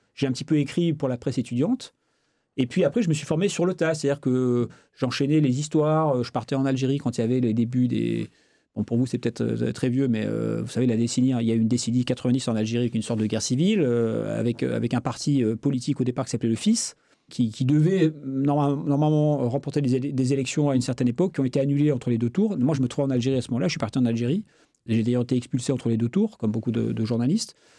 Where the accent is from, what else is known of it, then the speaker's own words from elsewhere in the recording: France; je suis français